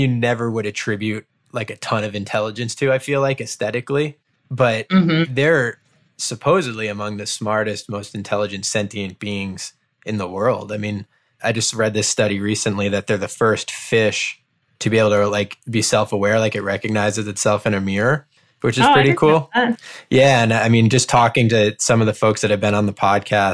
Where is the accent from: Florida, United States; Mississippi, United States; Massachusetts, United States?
Massachusetts, United States; Cape Cod; I grew up on Cape Cod.